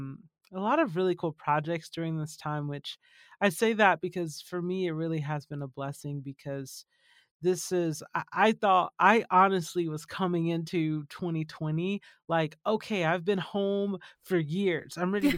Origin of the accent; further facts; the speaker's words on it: Georgia, United States; also born or lived in California / Tennessee / Texas; now in Arizona, United States; And by the time I was born in California and then grew up in Georgia, lived in Tennessee, lived in Texas, went back to California, and now we're in Arizona.